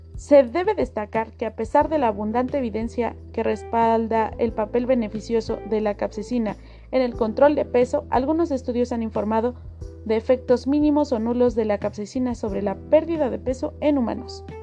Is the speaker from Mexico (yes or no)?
yes; Mexico; para nosotros como mexicanos